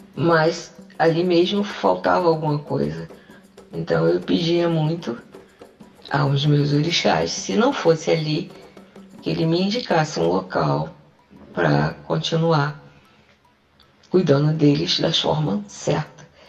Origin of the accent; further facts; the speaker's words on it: Rio de Janeiro, Brazil; now in João Pessoa, Brazil; Sou do Rio de Janeiro, mas normalmente estou morando em João Pessoa.